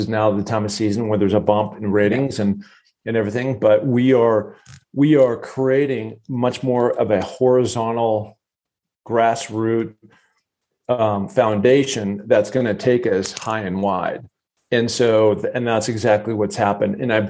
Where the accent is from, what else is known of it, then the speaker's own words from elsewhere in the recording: Seattle, Washington, United States; growing up in Seattle